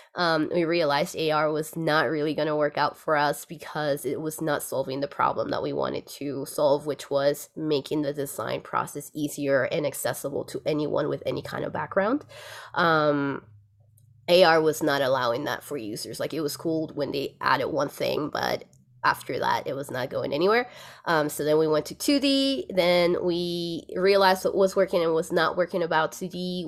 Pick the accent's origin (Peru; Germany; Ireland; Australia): Peru; Lima; moved away as an adult; now in Aspen, United States; I'm originally from Lima, Peru